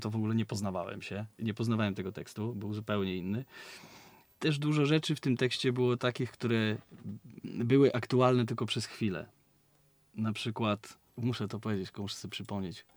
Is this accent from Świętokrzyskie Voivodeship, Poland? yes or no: no; Szczecin, West Pomeranian Voivodeship, Poland; My, my pochodzimy z takiego miasta, które y, jest na Dzikim Zachodzie, nazywa się Szczecin